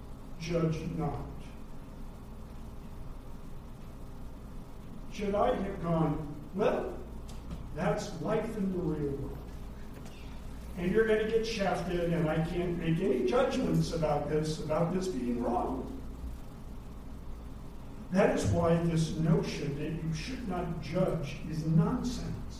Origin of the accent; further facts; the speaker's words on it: United States; moved away as an adult; also born or lived in Kenya; as an American